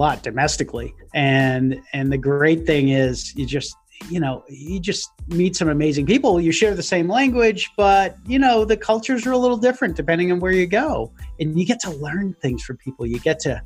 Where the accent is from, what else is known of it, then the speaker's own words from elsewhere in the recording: United States; as an American